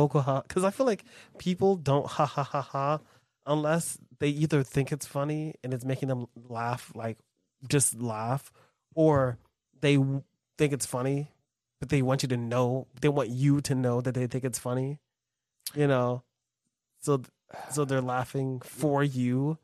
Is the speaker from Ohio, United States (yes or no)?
no; New York, United States; as a New Yorker